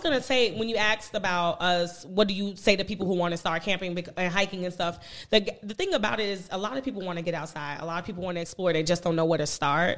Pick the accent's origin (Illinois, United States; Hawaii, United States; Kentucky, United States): Illinois, United States; Chicago; growing up in Chicago